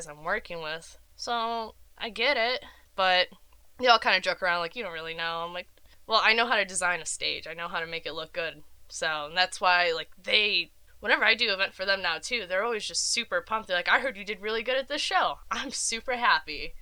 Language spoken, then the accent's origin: English; Rochester, New York, United States; I grew up in Rochester, New York